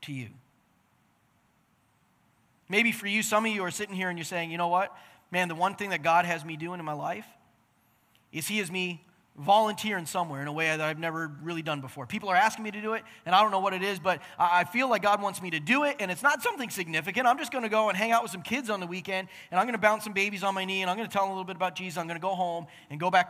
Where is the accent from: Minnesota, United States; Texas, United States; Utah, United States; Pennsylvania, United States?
Pennsylvania, United States; moved away as an adult; also born or lived in Sussex, New Brunswick, Canada; I'm stereotypical American